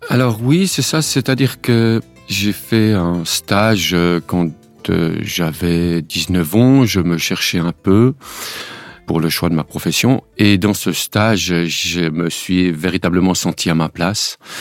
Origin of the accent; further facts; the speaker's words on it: Switzerland; en Suisse, il y a eu une votation, comme nous disons chez nous